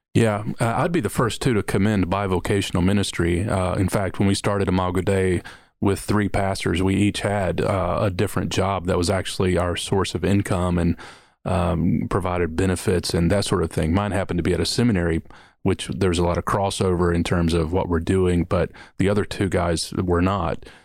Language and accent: English; Kentucky, United States; moved away as an adult; also born or lived in Detroit, Michigan / New Orleans, Louisiana / Mississippi; I was born in Detroit, Michigan, grew up in Kentucky